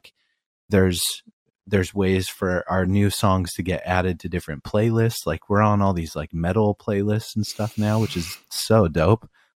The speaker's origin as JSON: {"language": "English", "region": "East Coast", "country": "United States", "tie": "born or raised there", "said": "Like, I grew up on the East Coast and hip hop kind of came to light from New York City."}